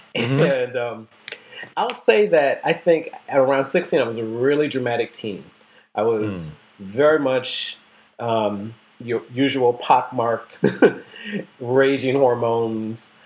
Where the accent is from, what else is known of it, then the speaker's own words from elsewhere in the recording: the North, United States; I grew up in the North